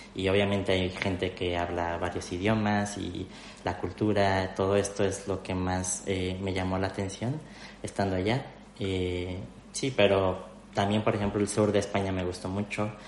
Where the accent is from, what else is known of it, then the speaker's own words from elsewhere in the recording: Mexico City, Mexico; moved away as an adult; now in Spain; yo soy de la Ciudad de México, que es la capital de México